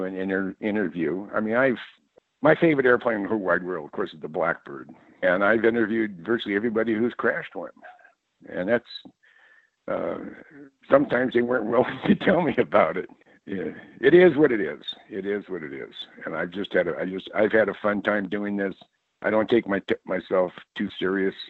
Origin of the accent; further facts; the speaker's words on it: Mountain View, California, United States; I was born and raised in the Bay Area, actually in Silicon Valley, in the Mountain View, Los Altos area.